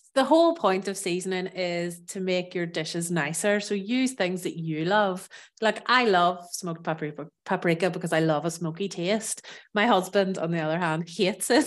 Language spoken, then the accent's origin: English; Northern Ireland, United Kingdom; moved away as an adult; also born or lived in south of France; now in France; I'm from Ireland, from Northern Ireland